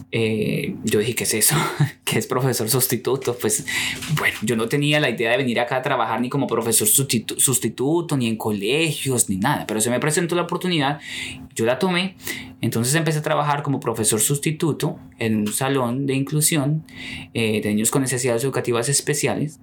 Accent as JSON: {"language": "Spanish", "country": "Colombia", "moved": "as an adult", "lives_now": "United States", "said": "yo quería quedarme en Colombia"}